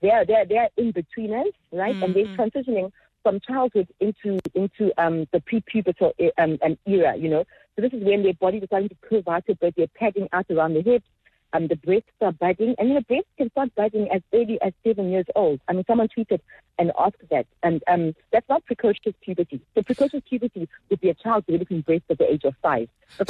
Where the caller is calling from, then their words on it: Zimbali, KwaZulu-Natal, South Africa; I'm joining you from Zimbali.